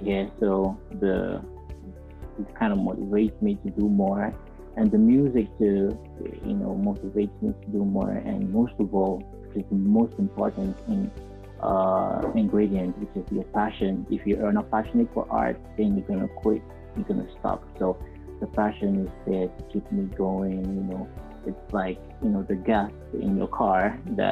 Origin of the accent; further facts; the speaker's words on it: Nigeria; being a Nigerian artist